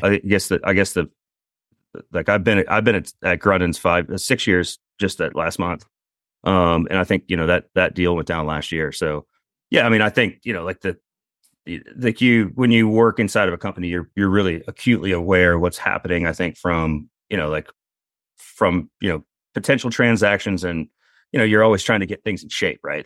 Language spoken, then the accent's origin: English; Eastern Carolina, North Carolina, United States; I grew up in Eastern Carolina